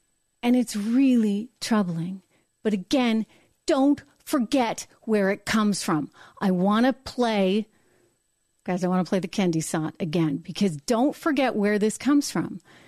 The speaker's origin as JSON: {"language": "English", "region": "New Hampshire", "country": "United States", "said": "University of New Hampshire, my home state."}